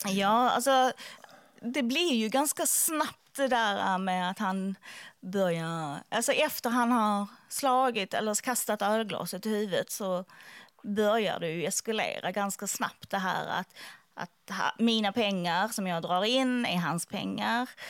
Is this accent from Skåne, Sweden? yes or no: yes; Skåne, Sweden; jag är från Skåne